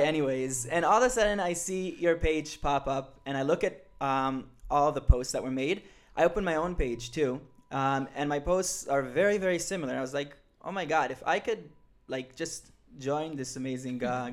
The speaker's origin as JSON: {"language": "English", "country": "Israel", "tie": "born or raised there", "lives_now": "Jerusalem, Israel"}